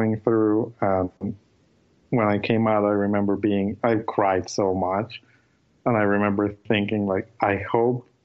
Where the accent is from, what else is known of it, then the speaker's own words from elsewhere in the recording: Colombia; now in Vancouver, Canada; I'm from Colombia. I live in Vancouver, Canada